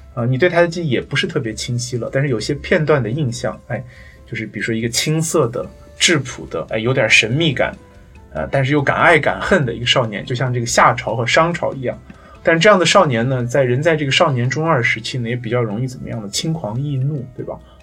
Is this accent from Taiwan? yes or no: no; China; 我自己的理解是这样子，就是我们中国人的历史记忆呢，是从上古三代开始。